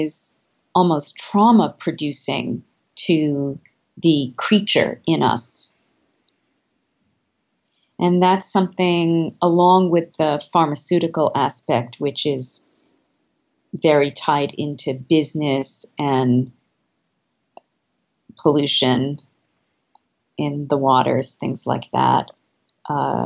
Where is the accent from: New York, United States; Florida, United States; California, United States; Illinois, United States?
New York, United States; New York City; also born or lived in Manhattan; I grew up in Brooklyn before it was cool